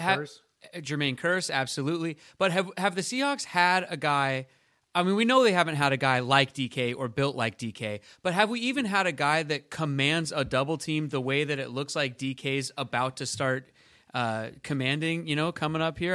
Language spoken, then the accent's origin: English; Seattle, Washington, United States; moved away as an adult; also born or lived in New York City; I'm from Seattle, but then I moved to New York to pursue acting and everything.